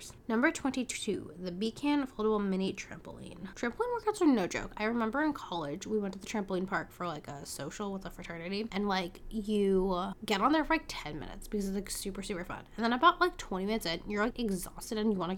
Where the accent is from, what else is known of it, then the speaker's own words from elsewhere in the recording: San Francisco, California, United States; growing up in San Francisco